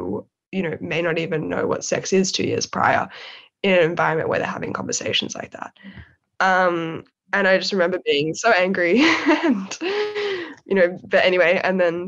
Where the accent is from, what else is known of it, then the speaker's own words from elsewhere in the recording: Sydney, New South Wales, Australia; moved away as an adult; now in London, United Kingdom; my personal background is growing up in Sydney's eastern suburbs